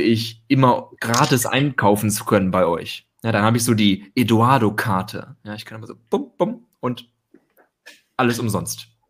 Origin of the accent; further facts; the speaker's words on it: Germany; now in Porto, Portugal; ganz gut Deutsch, bin Deutscher